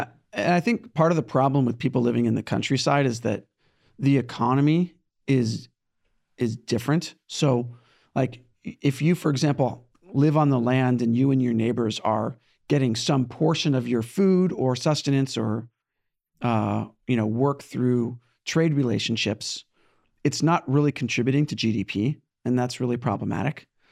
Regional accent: California, United States; now in New York, United States; I was born in California, and now I live in New York

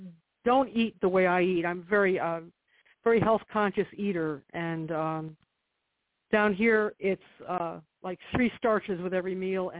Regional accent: Connecticut, United States; now in Kentucky, United States; I'm from Connecticut.

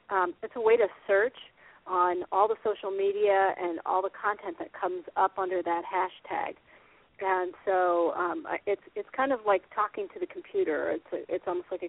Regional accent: Iowa, United States; I'm from Iowa. I was raised in Iowa. I'm a PV girl. Go Pleasant Valley

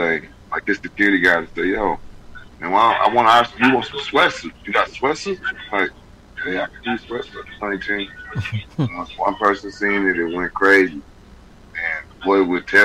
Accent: Grand Rapids, Michigan, United States; Grand Rapids, my hometown

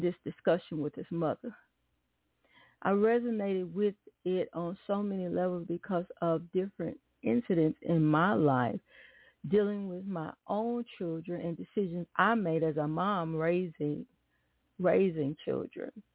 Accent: Atlanta, Texas, United States; I grew up in Atlanta, Texas, and I remember, um, well, really was Douglasville

